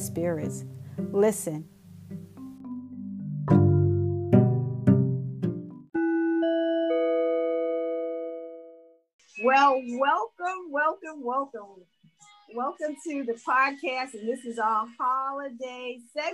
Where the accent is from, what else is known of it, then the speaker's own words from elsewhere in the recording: New York, United States; growing up in New York